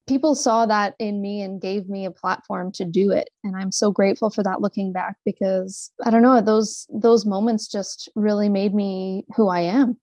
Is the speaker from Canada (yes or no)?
yes; Sudbury, Ontario, Canada; moved away as an adult; also born or lived in Montreal / Toronto; now in Calgary, Canada; born and raised in Sudbury, actually, and uh, it was a great place to grow up